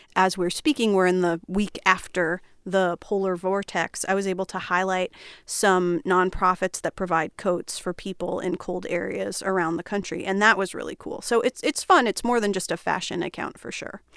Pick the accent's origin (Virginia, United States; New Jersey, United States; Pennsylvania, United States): New Jersey, United States; Flemington; I grew up in a small town in New Jersey called Flemington